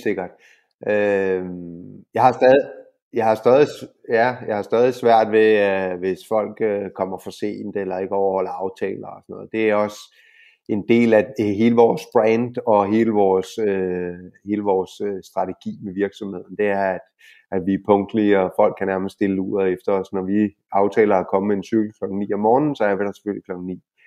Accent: Denmark; now in Spain; vi som danskere

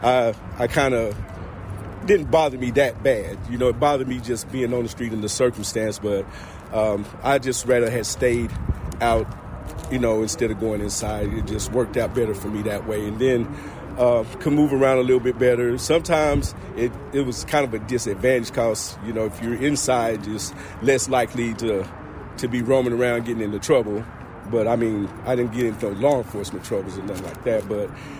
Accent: Rockwood, Tennessee, United States; also born or lived in Rockford, Illinois / Cleveland, Ohio; now in Knoxville, United States; I was born in Rockford, Illinois, but I was raised in Rockwood, Tennessee

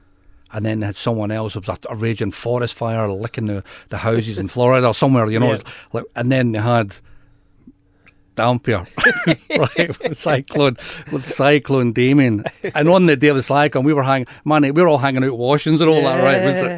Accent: Scotland, United Kingdom; now in Pilbara, Australia; I'm more Scottish.

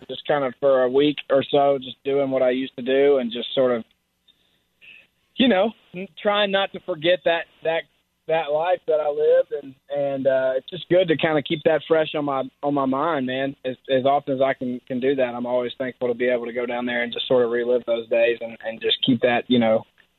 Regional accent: Philadelphia, Mississippi, United States; moved away as an adult; now in Nashville, United States; I'm from Philadelphia, Mississippi, which is just a couple hours south of here.

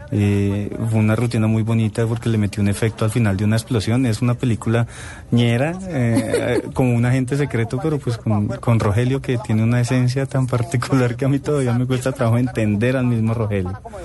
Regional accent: Bogotá, Colombia; yo nací en Bogotá, el 20 de marzo del 77

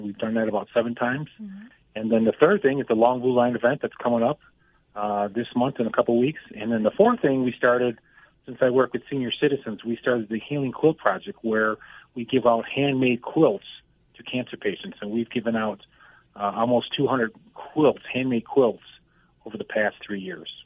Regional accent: Buffalo, New York, United States; moved away as an adult; now in Colorado, United States; my hometown of Buffalo, New York

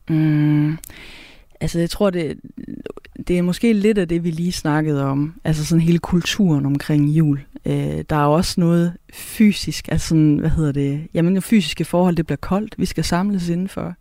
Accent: Southern Jutland, Southern Denmark, Denmark; accent: Southern Jutlandic; first language Southern Jutlandic; der, hvor jeg kommer fra, der, der, der har vi mange ord for mange ting på sønderjysk

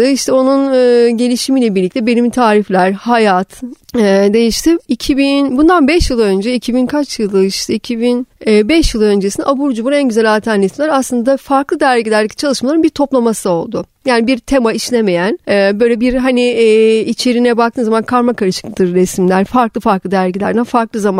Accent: Black Sea Region, Turkey; Ama bütün çocuk yani ilkokul çağları şeyde geçmeye başladı. Karadeniz'de. Orada büyüdüm. Lisenin sona kadar Karadeniz'e geçti.

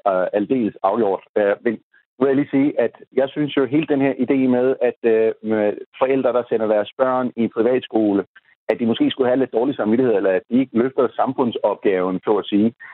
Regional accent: Pakistan; Danish is a second language; now in Denmark; Jeg er selv født og opvokset i Pakistan har kun oplevet det pakistanske øh, skolesystem på nær et øh, øh, halvandet år

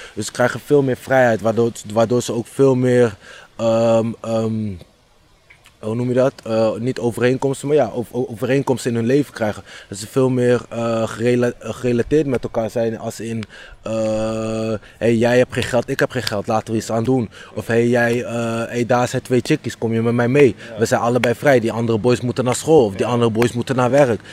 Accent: Houten, Utrecht, Netherlands; Ik ben opgegroeid in Houten en toen ben ik op 12, 13 jaar leeftijd verhuisd naar Utrecht

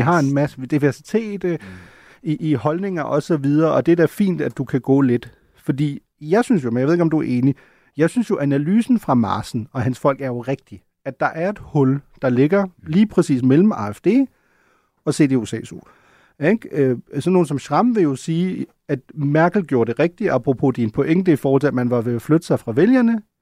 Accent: Schleswig-Holstein, Germany; Slesvig-Holsten, hvor jeg kommer fra

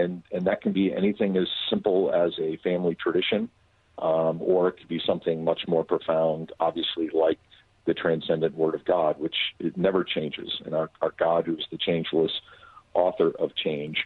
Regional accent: Philadelphia, Pennsylvania, United States; moved away; growing up in Philadelphia

